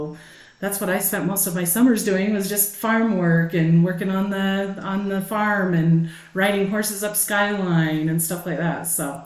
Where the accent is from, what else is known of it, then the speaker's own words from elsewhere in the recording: Nephi, Utah, United States; I would be considered a move-in as well. So when I was 7 years old, I moved to Nephi